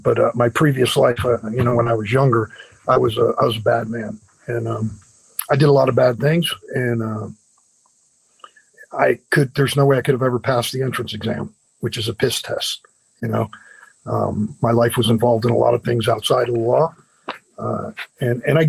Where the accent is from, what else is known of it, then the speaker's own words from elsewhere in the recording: Florida, United States; also born or lived in Cleveland, Ohio / Tennessee / Orlando / Deerfield Beach; Grew up between Orlando and Deerfield, so Florida boy